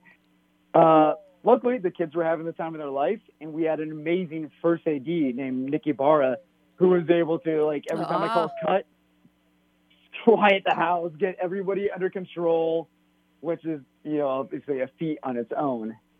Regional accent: Albuquerque, New Mexico, United States; I grew up in Albuquerque.

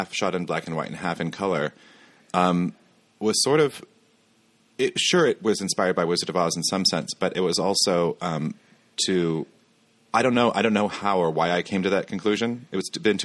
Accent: Kansas, United States; my hometown

